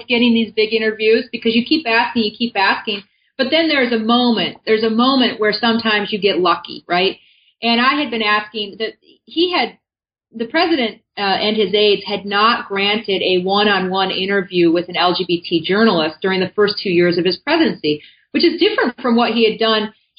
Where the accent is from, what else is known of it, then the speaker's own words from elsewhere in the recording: Michigan, United States; You know, I'm a sort of white middle-class American. I grew up in Michigan and very aware of the privileges that I had being born, to white middle-class parents.